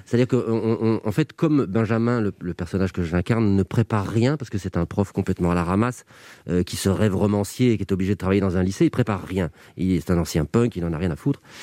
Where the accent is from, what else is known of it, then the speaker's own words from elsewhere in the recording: Belgium; quand on est belge